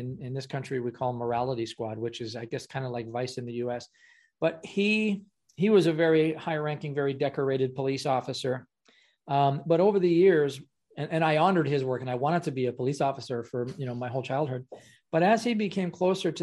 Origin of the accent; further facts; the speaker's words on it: Ottawa, Ontario, Canada; I'm from Canada